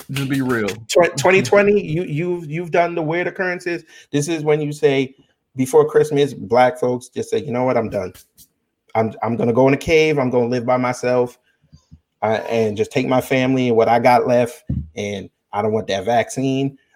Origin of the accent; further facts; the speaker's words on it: Jamaica; because she doesn't represent I'm Jamaican, she doesn't represent me.